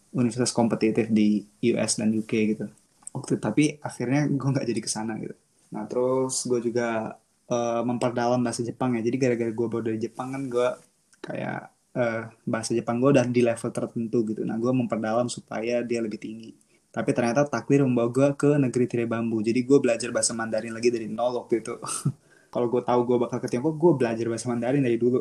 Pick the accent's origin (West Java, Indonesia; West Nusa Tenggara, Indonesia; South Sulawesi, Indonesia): West Nusa Tenggara, Indonesia; Lombok; moved away as an adult; also born or lived in Medan (ancestry) / Japan (exchange year); now in Beijing, China; gue dari kecil di Lombok gitu dan gue sampai besar terus pendidikannya di Lombok